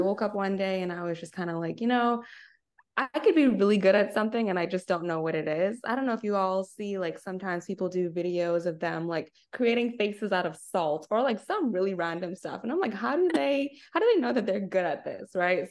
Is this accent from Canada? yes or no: no; Nassau, New Providence, Bahamas; moved away as an adult; also born or lived in Arkansas, United States; now in United States; I'm originally from Nassau, Bahamas, born and raised.